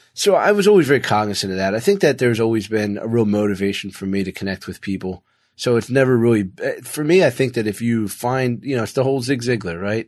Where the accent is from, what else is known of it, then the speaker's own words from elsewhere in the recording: Philadelphia, Pennsylvania, United States; now in Florida, United States; I came from a blue collar town. I came from Philly